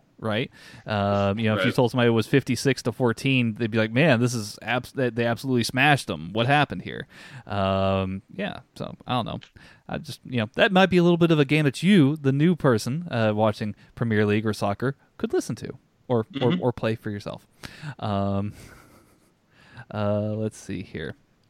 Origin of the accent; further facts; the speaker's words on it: United States; As an American, it can be, you don't have that geographic attachment.